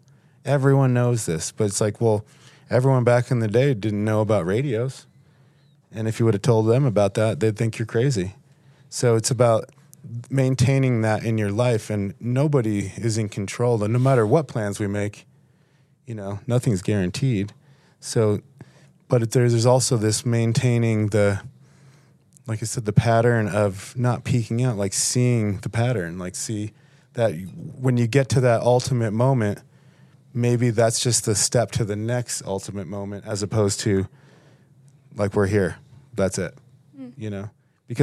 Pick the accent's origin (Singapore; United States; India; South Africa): United States; Buffalo, New York; growing up in Buffalo, I was always like, everyone else lives in a cooler place than me, you know?